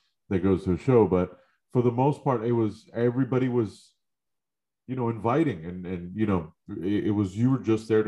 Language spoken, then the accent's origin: English; New York, United States; I growing up in New York, I grew up listening to nothing but hip hop